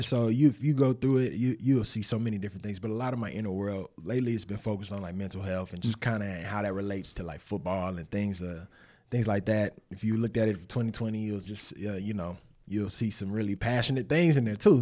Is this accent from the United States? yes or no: yes; Winston-Salem, North Carolina, United States; I'm from Winston-Salem, North Carolina, originally.